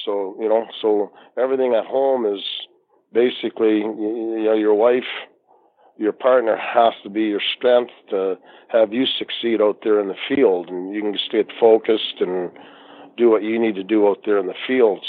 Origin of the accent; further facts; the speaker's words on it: Canada; the Canadian referee